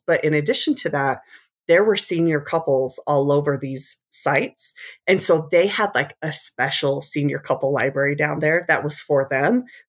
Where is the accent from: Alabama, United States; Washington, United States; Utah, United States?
Utah, United States; And so from my late childhood till now, we've been along the Wasatch Front. I grew up in Davis County, graduated from Layton High